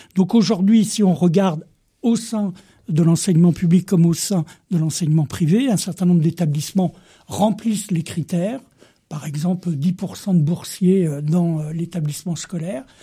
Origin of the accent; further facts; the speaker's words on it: Vendée, Pays de la Loire, France; je suis de Vendée